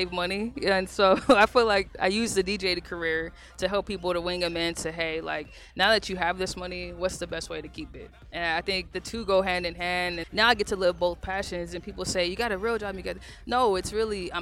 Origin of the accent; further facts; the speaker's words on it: Phoenix, Arizona, United States; I'm a kid from South Phoenix